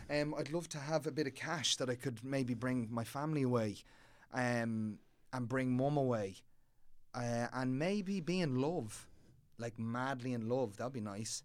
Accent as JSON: {"language": "English", "town": "Dublin", "region": "Leinster", "country": "Ireland", "tie": "born or raised there", "said": "I grew up in Clontarf"}